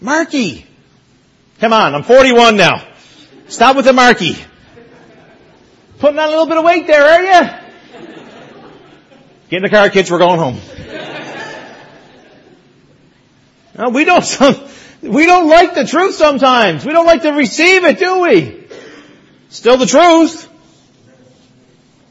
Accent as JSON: {"language": "English", "town": "Mount Pearl", "region": "Newfoundland and Labrador", "country": "Canada", "tie": "born or raised there", "said": "The church that I grew up in Mount Pearl, Newfoundland, I preached there last Sunday"}